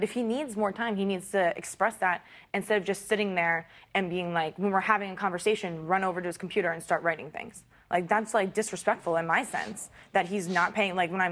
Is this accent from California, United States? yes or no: no; Canton, Ohio, United States; born or raised there